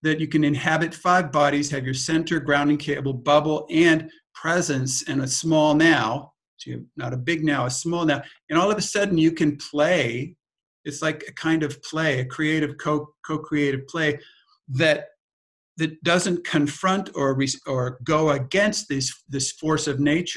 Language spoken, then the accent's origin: English; California, United States; we grew up in California